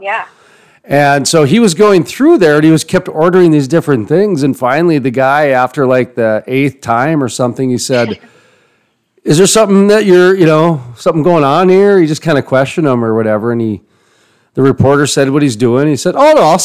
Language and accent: English; Minnesota, North Dakota, Midwest, United States; growing up in the Midwest, Minnesota, North Dakota